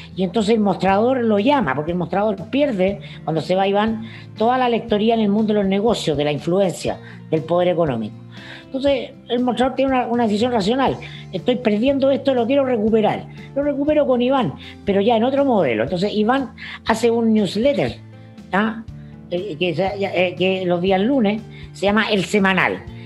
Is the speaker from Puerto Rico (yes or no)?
no; Chile; como muchos chilenos